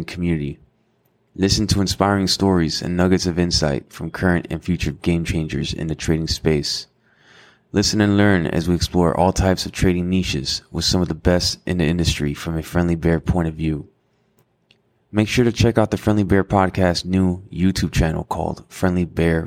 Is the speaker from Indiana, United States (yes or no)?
no; Miami, Florida, United States; now in Los Angeles, United States; I'm Hispanic myself. My mother's from Cuba. I was raised in Miami